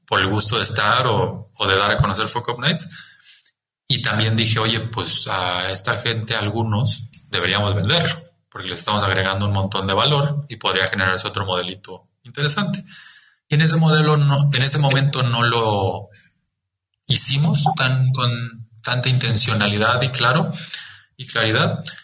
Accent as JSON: {"language": "Spanish", "region": "Chiapas", "country": "Mexico", "tie": "born or raised there", "said": "el haber nacido y crecido en Chiapas me marcó"}